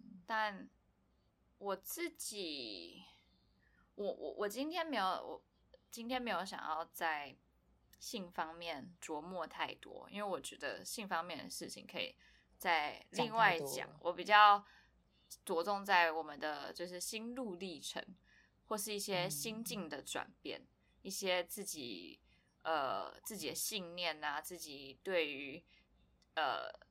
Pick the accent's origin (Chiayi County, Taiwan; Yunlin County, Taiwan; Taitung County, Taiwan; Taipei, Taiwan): Taipei, Taiwan; now in Hualien, Taiwan; 自从我从台北搬来花莲之后